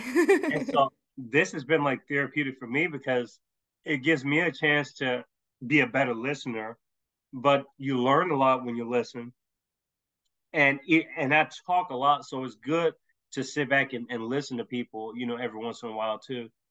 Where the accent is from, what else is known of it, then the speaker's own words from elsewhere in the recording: Tennessee, United States; I'm from Tennessee